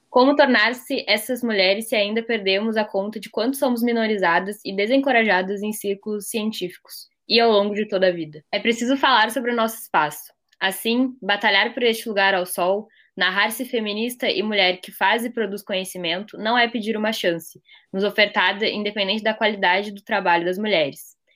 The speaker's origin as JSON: {"language": "Portuguese", "region": "Rio Grande do Sul", "country": "Brazil", "said": "eu tenho 21 anos, sou gaúcha e a minha trajetória na área acadêmica, assim, se desenrolou de uma maneira bem inesperada para mim."}